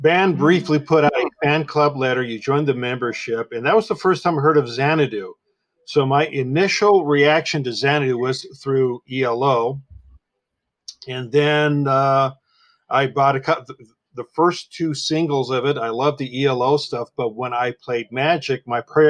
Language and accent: English; Santa Monica, California, United States; I was born and raised in Santa Monica